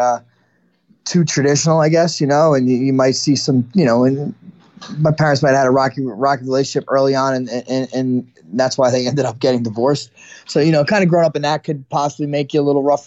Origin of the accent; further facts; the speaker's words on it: New Jersey, United States; I was born in New Jersey, North Jersey